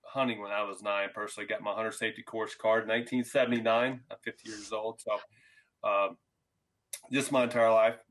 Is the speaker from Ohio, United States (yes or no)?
yes; Southwest Ohio, United States; I'm originally from Southwest Ohio. I grew up in a family that hunted